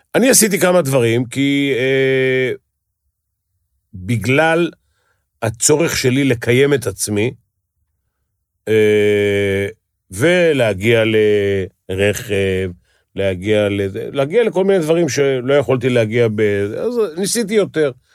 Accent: Tel Aviv, Tel Aviv District, Israel; בשכונה שאני גדלתי, גדלו פושעים

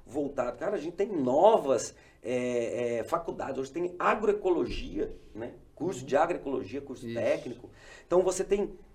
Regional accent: Umuarama, Paraná, Brazil; born there; also born or lived in Mato Grosso; Minha mãe é gaúcha, meu pai é paranaense, eu nasci em Moarama, no Paraná. Hoje retornei, moro aqui próximo de vocês.

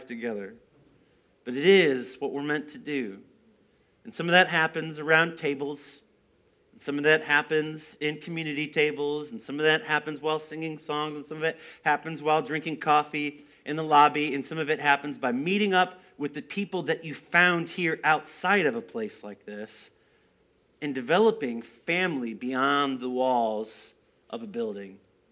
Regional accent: United States; I grew up here in the Quad Cities

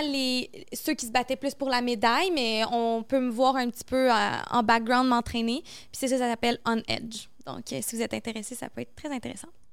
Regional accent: Montreal, Quebec, Canada; c'est ici, chez nous, à Montréal

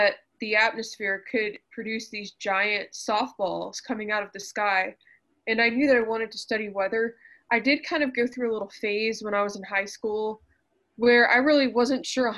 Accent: Fort Worth, Texas, United States; I grew up in Fort Worth, just kind of northwest of town

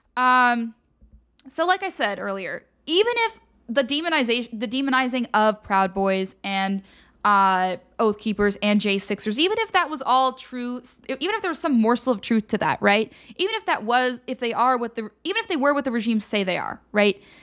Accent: Pennsylvania, United States; I'm from Pennsylvania.

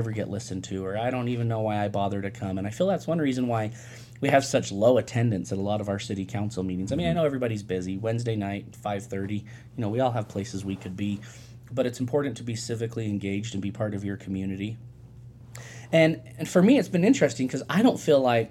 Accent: Salt Lake Valley, Utah, United States; moved away as an adult; now in Cedar City, United States; I grew up in the Salt Lake Valley

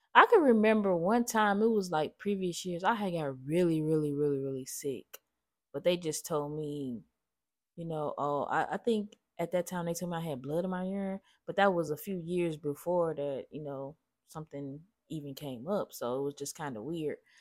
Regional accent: Gary, Indiana, United States; growing up in Gary used to be freezing

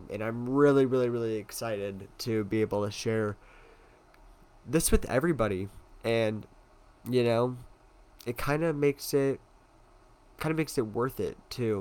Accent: Tucson, Arizona, United States; born and raised in Tucson, Arizona

